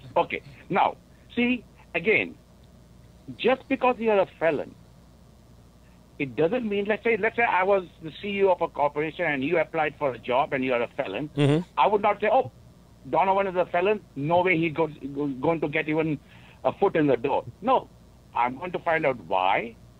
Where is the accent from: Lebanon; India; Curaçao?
India; now in Wisconsin, United States; I grew up in India